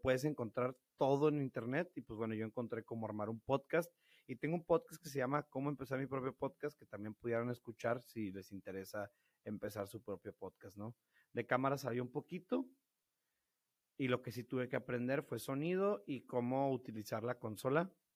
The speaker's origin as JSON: {"language": "Spanish", "town": "Piedras Negras", "region": "Coahuila", "country": "Mexico", "tie": "born or raised there", "also_born_or_lived": "Monterrey", "accent": "norteño", "moved": "as an adult", "said": "soy de Peraneras, Coahuila, eh, toda mi vida viví aquí, hasta que me fui a Monterrey a, estudiar"}